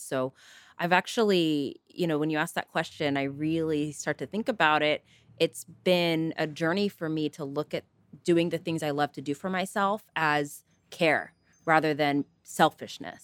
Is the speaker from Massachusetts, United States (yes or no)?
no; Northern California, United States; also born or lived in East Coast; I was born and raised in Northern California, left to the East Coast for college, and promptly came back to California and haven't left since.